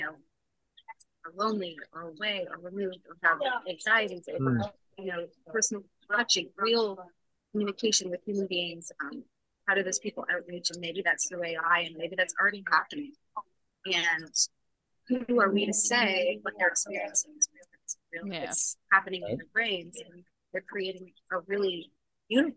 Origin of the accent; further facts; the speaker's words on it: Niagara Falls, Ontario, Canada; Niagara Falls, my hometown